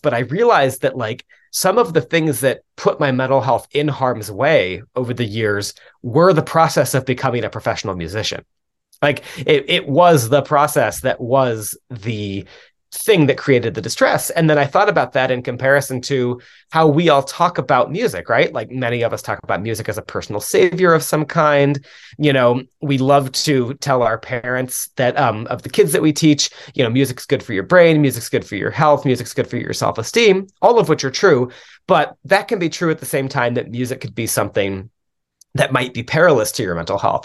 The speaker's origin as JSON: {"language": "English", "town": "Dallas", "region": "Texas", "country": "United States", "tie": "born or raised there", "also_born_or_lived": "Louisiana / Milwaukee, Wisconsin", "moved": "yes", "said": "I grew up in the Dallas area originally"}